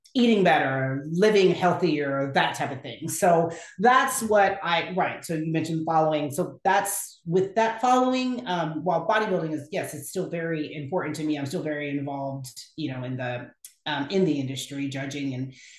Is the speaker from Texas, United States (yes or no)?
yes; Houston, Texas, United States; also born or lived in Lubbock, Texas; now in Dallas, United States; I'm from Houston originally